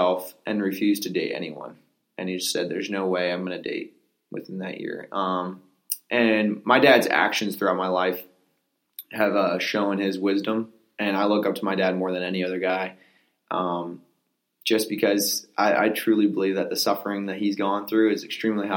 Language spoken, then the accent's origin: English; Pennsylvania, United States; Originally, I was born in Pennsylvania. Grew up in a small farm